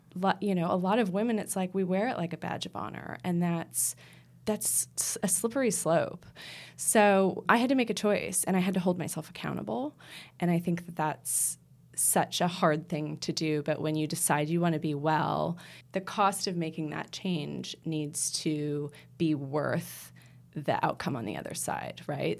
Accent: United States; moved away; I'm American

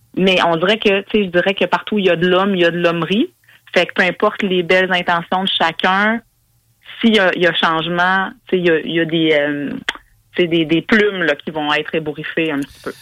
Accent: Quebec, Canada; en tant que Québécois, Québécoise

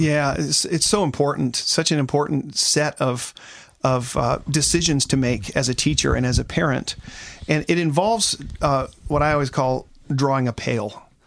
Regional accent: Seattle, Washington, United States; I come from Seattle, Washington, where it rains all the time.

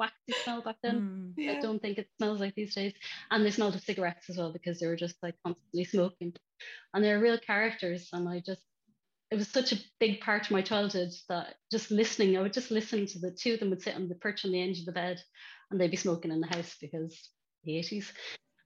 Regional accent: Ireland; now in Bristol, United Kingdom; as an Irish kid

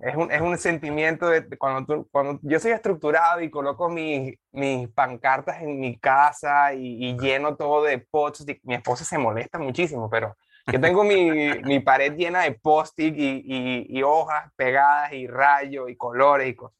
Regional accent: Venezuela; moved away as an adult; also born or lived in Dominican Republic; now in Panama; yo, yo soy venezolano

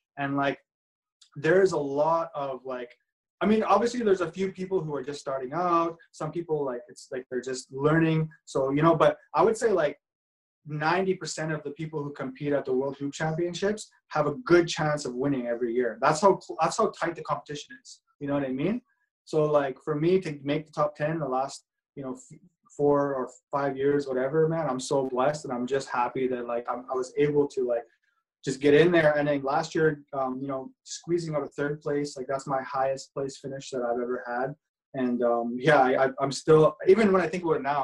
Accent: Edmonton, Alberta, Canada; growing up in Edmonton

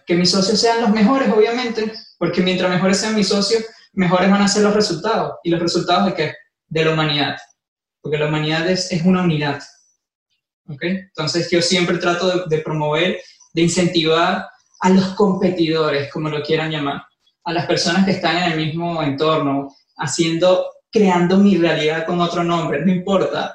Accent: Venezuela; moved away as an adult; also born or lived in Ecuador; now in Miami, United States; yo nací en Venezuela, como siempre digo, soy del mundo. Este, nací en Venezuela, viví dos años en Ecuador, llevo dos años en Miami.

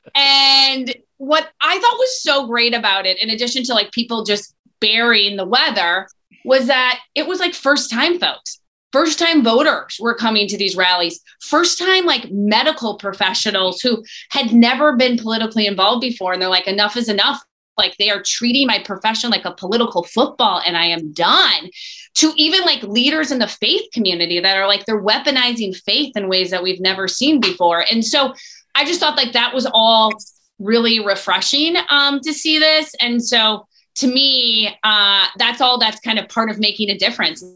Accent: Eau Claire, Wisconsin, United States; let's do my hometown.

